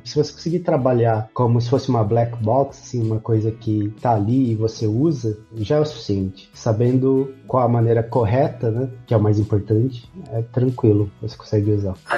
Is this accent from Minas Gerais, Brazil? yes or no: yes; Poços de Caldas, Minas Gerais, Brazil; also born or lived in Campinas, Brazil; now in Czech Republic; eu nasci em Minas, no sul de Minas, na cidade de Pós Caldas